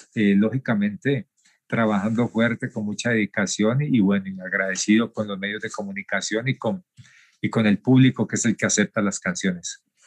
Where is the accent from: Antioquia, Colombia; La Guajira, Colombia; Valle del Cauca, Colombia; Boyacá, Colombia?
Valle del Cauca, Colombia; Cali; also born or lived in Tuluá, Colombia; Nací en Tuluá, el corazón del valle, y desde muy niño eh, empecé a hacer labores de campo junto a mis abuelos, y, ya más o menos como a los nueve años, eh, mi abuelo nos lleva hacia una ciudad grande como la ciudad de Cali